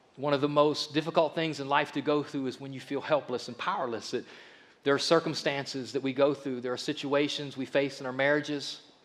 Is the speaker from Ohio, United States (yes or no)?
yes; Akron, Ohio, United States; we grew up in Akron